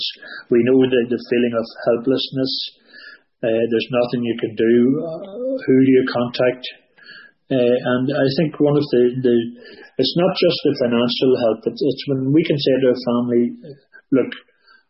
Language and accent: English; Newry, Northern Ireland, United Kingdom; we're from Newry County down